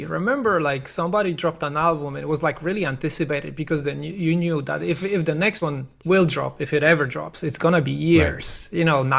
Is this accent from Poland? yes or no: yes; Poland; moved away; I'm originally from Poland